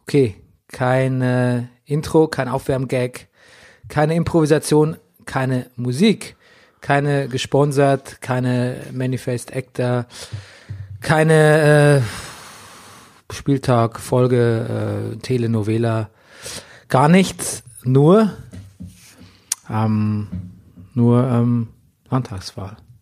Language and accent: German; Lower Bavaria, Germany; auf dem Dorf bezogen, in Niederbayern, wo ich aufgewachsen bin